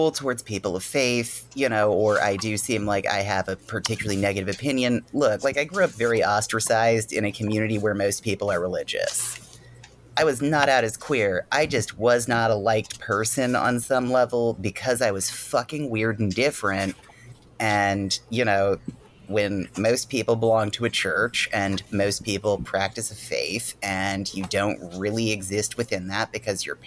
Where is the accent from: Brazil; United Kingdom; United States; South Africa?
United States; Mason-Dixon line, Rust Belt; I grew up technically on the Mason-Dixon line, more or less. And, you know, I grew up in basically an area that's part of the religious sort of revival of the Rust Belt